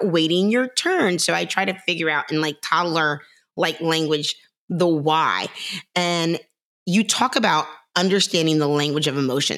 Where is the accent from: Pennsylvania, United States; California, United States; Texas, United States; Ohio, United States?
Ohio, United States; Cincinnati; Cincinnati, which is my hometown